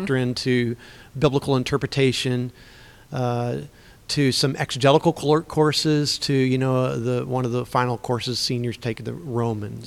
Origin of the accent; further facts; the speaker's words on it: Central Illinois, United States; also born or lived in Missouri; I grew up in Central Illinois in a Christian home